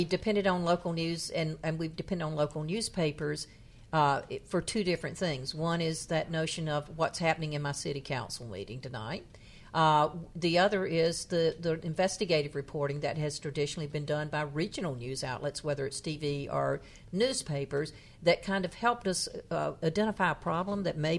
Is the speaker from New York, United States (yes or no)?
no; North Carolina, United States; my hometown, which is in happens to have the distinction of being the town in the poorest county in North Carolina